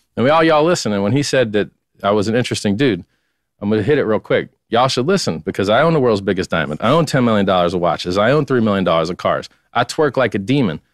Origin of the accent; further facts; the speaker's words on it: Fort Lauderdale, Florida, United States; I'm from Fort Lauderdale, about 20 minutes north of Miami.